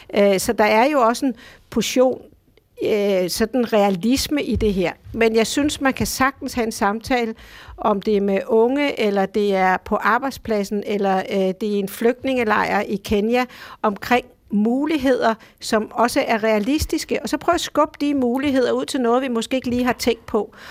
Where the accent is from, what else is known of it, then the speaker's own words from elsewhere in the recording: Denmark; hjemme i Danmark